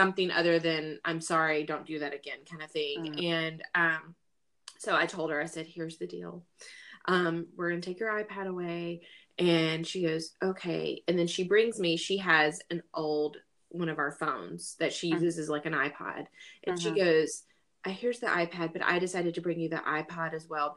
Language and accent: English; the South, United States; I grew up in the South